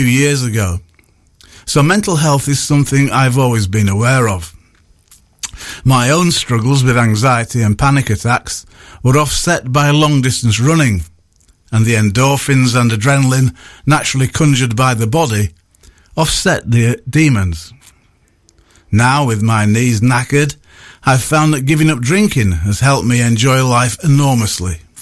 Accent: Bradford, Yorkshire and the Humber, United Kingdom; also born or lived in Leeds; I was brought up in Bradford

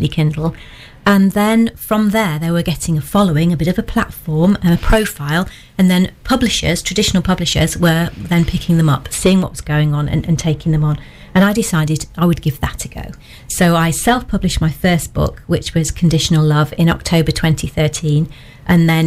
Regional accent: Birmingham, West Midlands, United Kingdom; moved away as an adult; also born or lived in Nottingham; now in Lambley, United Kingdom; I'm originally from Birmingham, but I came to Nottingham in the late 80s

